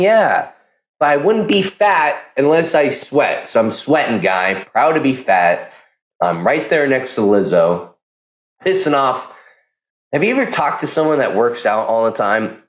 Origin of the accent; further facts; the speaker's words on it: Pleasanton, California, United States; Pleasanton, California. It's my hometown. I'm from Pleasanton